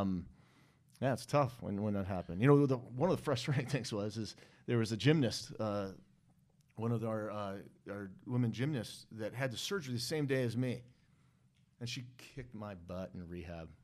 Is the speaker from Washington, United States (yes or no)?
yes; Seattle, Washington, United States; I grew up in North Seattle